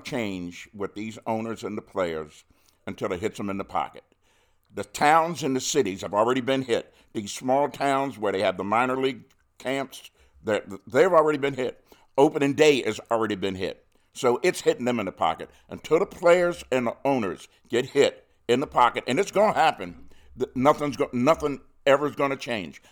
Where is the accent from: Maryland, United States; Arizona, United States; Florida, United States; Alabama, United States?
Maryland, United States; Baltimore; I'm born and raised in Baltimore.